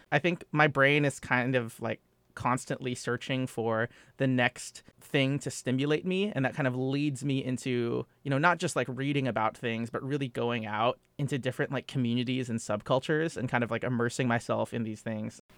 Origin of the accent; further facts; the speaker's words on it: Los Angeles, California, United States; moved away as an adult; also born or lived in Phoenix, Arizona / Washington, D.C.; now in New York, United States; I was born in Phoenix, Arizona, and I grew up and was raised in the suburbs of L A, in Southern California